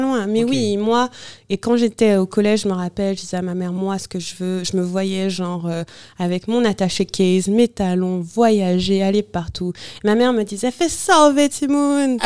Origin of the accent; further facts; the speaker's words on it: Bouillante, Guadeloupe; moved away; also born or lived in London / Paris; je suis née à Bouillante, en Guadeloupe